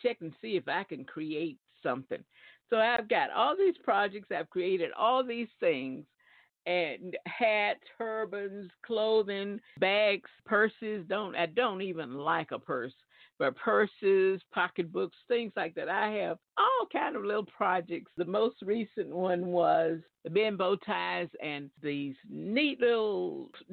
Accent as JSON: {"language": "English", "region": "Alabama", "country": "United States", "moved": "yes", "lives_now": "New Jersey, United States", "said": "I live in New Jersey. I'm from Alabama."}